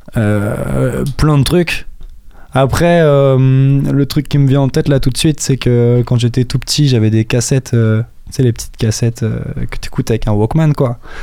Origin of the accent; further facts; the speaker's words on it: Juvardeil, Pays de la Loire, France; also born or lived in Les Ponts-de-Cé; now in Angers, France; je suis né à Angers, mais pour aller un peu plus loin dans la réponse, j'ai grandi entre la petite section et la fin du CP au Pont de C. En fait, à partir du Pont de C, de la fin du CP, pardon, je suis parti à Juvardeil, qui est un petit bled derrière Tiercé